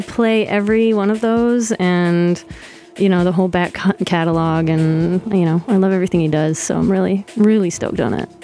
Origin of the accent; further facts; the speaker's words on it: Detroit, Michigan, United States; moved away as an adult; also born or lived in Sterling Heights, Michigan / Hamtramck, Michigan; now in Brooklyn, United States; I lived in Detroit until the fourth grade. Then we moved to the suburbs. Sterling Heights, or we also called it Sterile Whites. uh, and then I moved back down to Hamtramck when I was 17